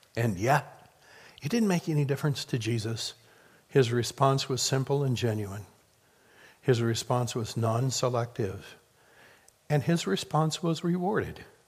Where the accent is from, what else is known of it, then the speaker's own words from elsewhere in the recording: Midwest, United States; I grew up in the Midwest